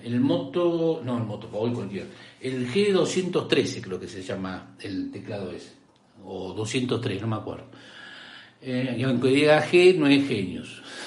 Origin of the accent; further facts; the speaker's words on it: Rosario, Santa Fe, Argentina; accent: rioplatense; soy de Argentina, Rosario Santa Fe